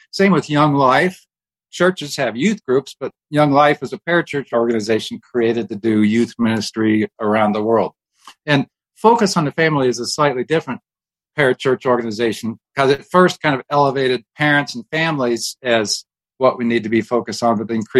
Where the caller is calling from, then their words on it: Colorado Springs, Colorado, United States; I am a freelance writer doing books and articles, and I'm calling from Colorado Springs, where God lives.